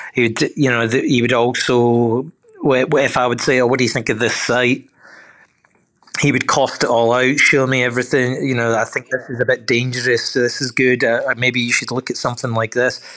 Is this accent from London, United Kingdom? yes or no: no; Glasgow, Scotland, United Kingdom; moved away as an adult; also born or lived in New York; now in Melbourne, Australia; I'm a Glaswegian I'm born born and bred in Scotland